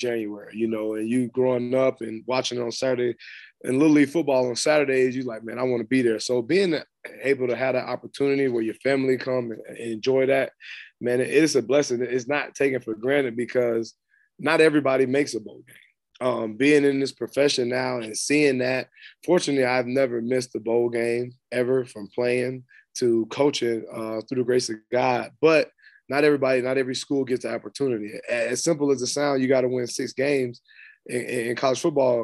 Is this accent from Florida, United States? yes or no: yes; Florida, United States; moved away as an adult; also born or lived in Arkansas / Tennessee; I'm from Florida